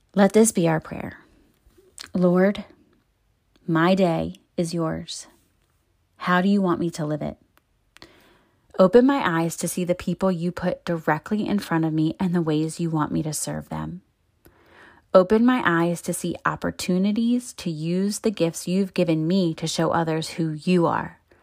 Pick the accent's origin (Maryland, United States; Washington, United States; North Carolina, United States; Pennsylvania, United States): Maryland, United States; Baltimore; moved away as an adult; I met so many people in my thirty-two years in my hometown